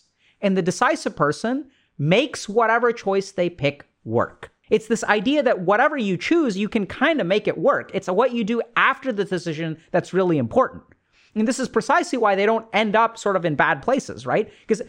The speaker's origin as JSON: {"language": "English", "country": "India", "said": "this is what's sort of interesting about growing up being Indian, is, you know, I come from a culture where arranged marriages happen."}